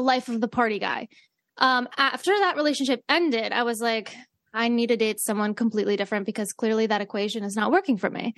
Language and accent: English; Great Falls, United States; We're both from Great Falls.